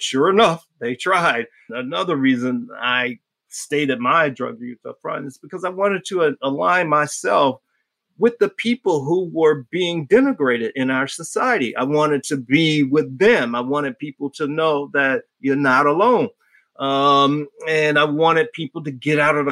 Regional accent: Miami, Florida, United States; moved away; I grew up in Miami.

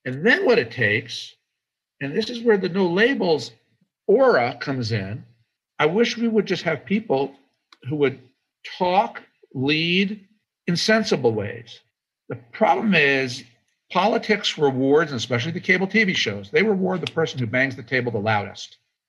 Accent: United States; And I said live on Fox that I'm an American before I'm a Republican

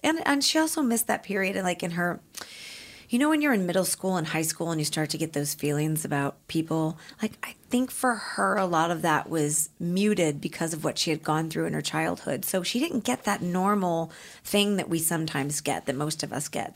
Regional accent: St. Louis, Missouri, United States; moved away as an adult; now in Los Angeles, United States; I was from St. Louis

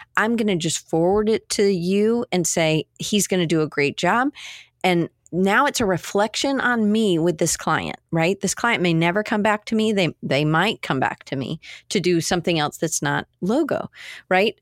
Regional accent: Atlanta, Georgia, United States; I grew up in Atlanta.

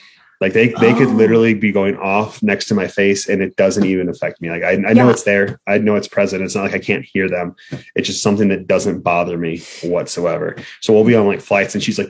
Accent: Midwest, United States; I grew up in the Midwest.

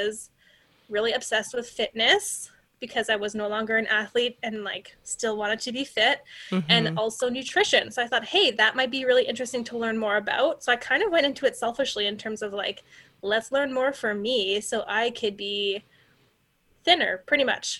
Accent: Canada; I'm a Canadian

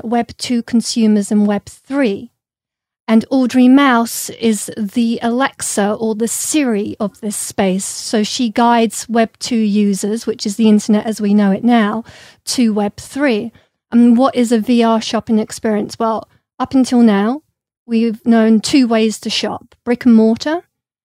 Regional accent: London, United Kingdom; I grew up in London with a lot of British artists

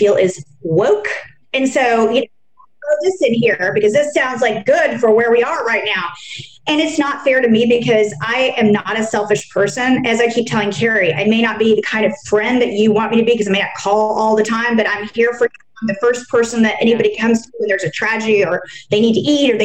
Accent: Dallas, Texas, United States; growing up in Texas and Dallas

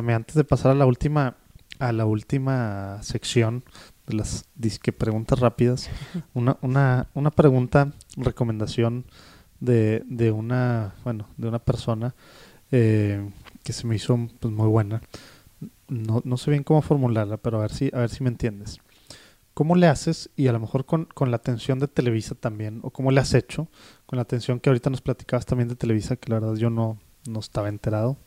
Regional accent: Mexico; como mexicanos podemos decir que en todas las casas hay una Biblia

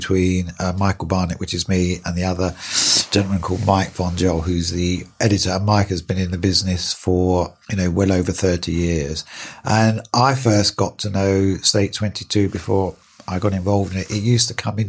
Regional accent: London, United Kingdom; I was born in East London, in Hackney

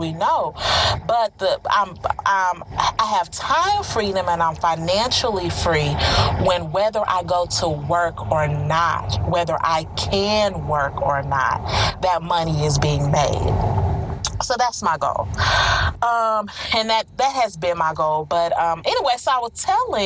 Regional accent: Houston, Texas, United States; moved away; also born or lived in Orlando, Florida; I moved from Orlando, Florida, the Central Florida area, to my hometown of where I am now, Houston, Texas

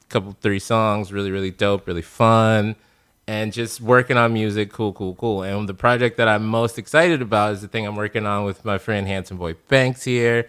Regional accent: Chicago, Illinois, United States; now in Los Angeles, United States

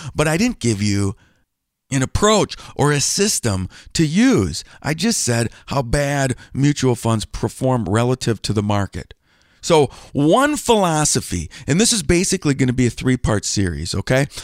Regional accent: Wisconsin, United States; moved away as an adult; also born or lived in Cincinnati, Ohio; I grew up in Wisconsin

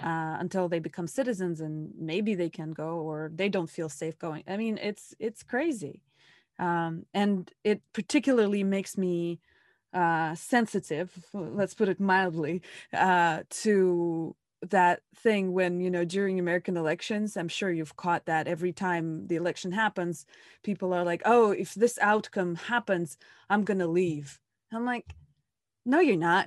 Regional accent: Russia; moved away; I'm from Russia

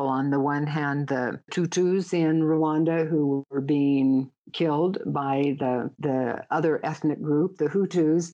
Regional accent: United States; I don't think I ever felt discriminated against as a woman or as an American

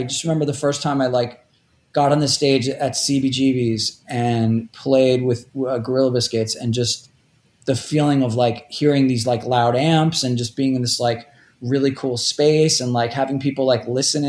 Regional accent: Rockaway Beach, New York, United States; although for the most part, I grew up in Rockaway Beach, which is kind of like on the edge of Queens.

